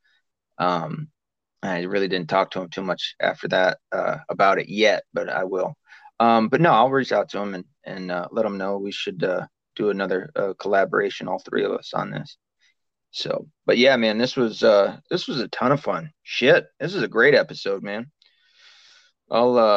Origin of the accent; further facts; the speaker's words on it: the South, United States; moved away; we're both from the South